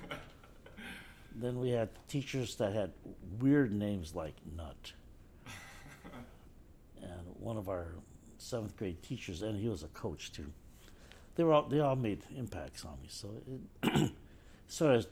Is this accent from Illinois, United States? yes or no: yes; Chicago, Illinois, United States; growing up in Chicago